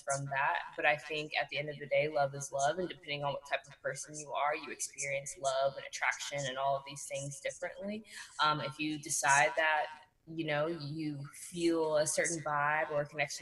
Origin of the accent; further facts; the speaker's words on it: Houston, Texas, United States; also born or lived in the suburbs; I grew up in the Southwest in A-Leaf until I was about 12 or 13 before I moved to the Burbs.